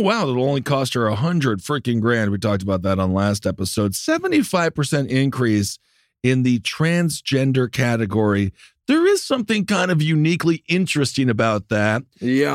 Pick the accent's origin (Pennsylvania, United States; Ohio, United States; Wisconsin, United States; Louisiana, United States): Wisconsin, United States; moved away; My home state of Wisconsin